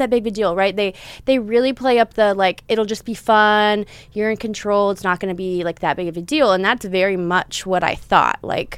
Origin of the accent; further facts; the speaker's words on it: California, United States; born there; But I was born in Southern California. So my mom was born and raised here and I have grandparents here.